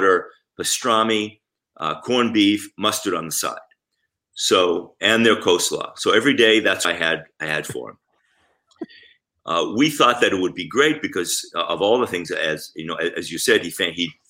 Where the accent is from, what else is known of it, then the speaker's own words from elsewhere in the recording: Israel; moved away; I grew up in Israel